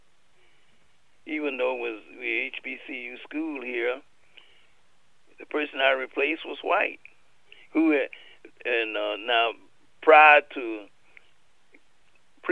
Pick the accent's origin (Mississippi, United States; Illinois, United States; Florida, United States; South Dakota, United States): Mississippi, United States; moved away; I'm from Mississippi